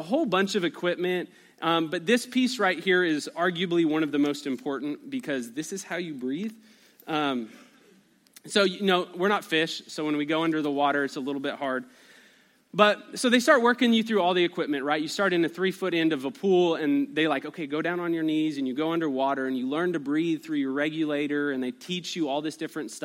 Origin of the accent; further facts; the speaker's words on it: Albuquerque, New Mexico, United States; I grew up in Albuquerque, New Mexico